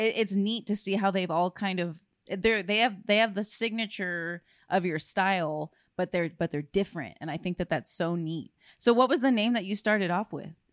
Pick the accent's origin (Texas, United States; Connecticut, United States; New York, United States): Texas, United States; South; growing up in South Texas